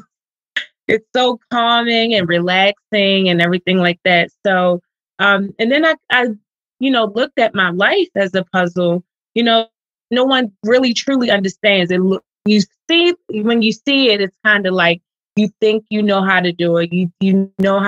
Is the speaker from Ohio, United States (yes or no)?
no; Baltimore, Maryland, United States; I'm from Baltimore, Maryland